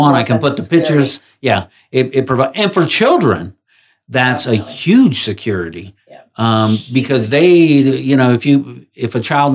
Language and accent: English; Maryland, United States; moved away; I'm from Maryland